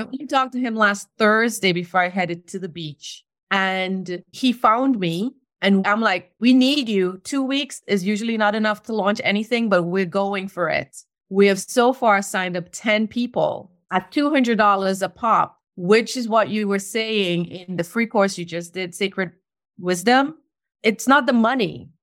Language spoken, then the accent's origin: English; Trinidad & Tobago; moved away as an adult; also born or lived in New York City, United States; now in North Carolina, United States; I was born in Trinidad, and I lived there until I was twenty